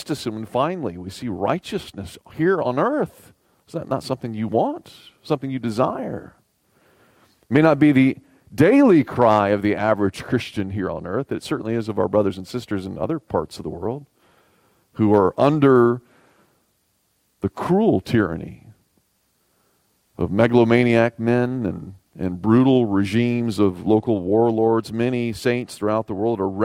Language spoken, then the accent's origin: English; the South, Southern United States, United States; As a Southerner